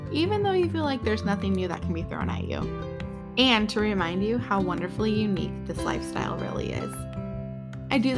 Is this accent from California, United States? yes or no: yes; California, United States; being a Californian